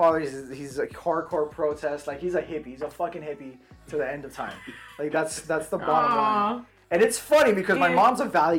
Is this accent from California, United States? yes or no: yes; South Gate, California, United States; I grew up in Southgate.